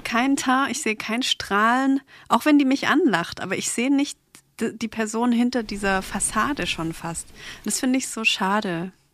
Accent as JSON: {"language": "German", "town": "Stuttgart", "region": "Baden-Württemberg", "country": "Germany", "said": "ich komme aus Stuttgart"}